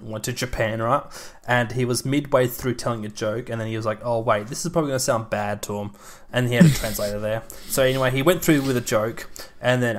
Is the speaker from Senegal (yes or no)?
no; Australia; accent: Australian; obviously being Australian. We say the word water weird